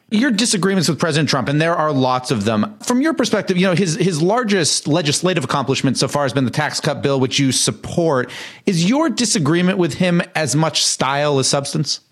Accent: Massachusetts, United States; I'm from Massachusetts and live here

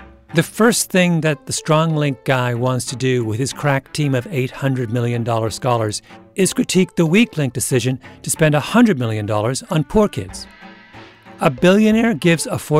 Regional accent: Canada; I grew up in Canada in the 1970s

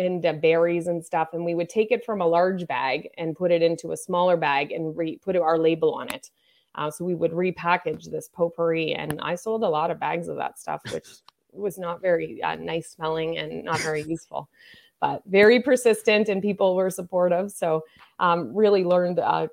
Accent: Nova Scotia, Canada; I grew up in Nova Scotia

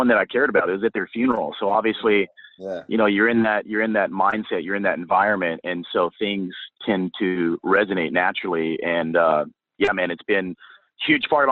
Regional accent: Guntersville, Alabama, United States; now in Portland, United States; I grew up in a small town called Gunnersville, Alabama. It's in the northeast area of the state of Alabama

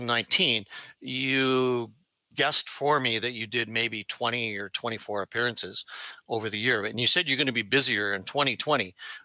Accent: Canada; accent: Canadian; my Canadian accent, Lee.

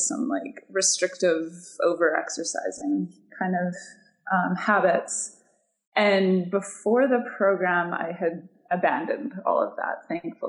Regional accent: Pacific Northwest, United States; I'm from the Pacific Northwest

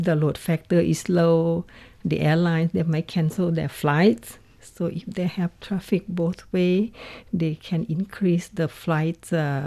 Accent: Nakhon Sawan, Thailand; my hometown

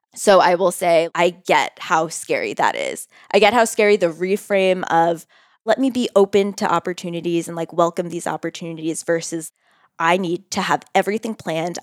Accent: Bridgewater, New Jersey, United States; moved away as an adult; also born or lived in New York City; now in Denver, United States; I'm from New Jersey

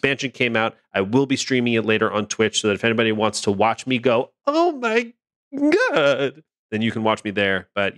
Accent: Los Angeles, California, United States; The Forbidden West expansion, The Burning Shores, is set in my hometown of Los Angeles.

